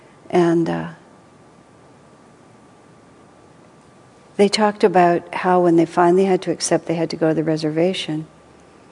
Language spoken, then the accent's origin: English; United States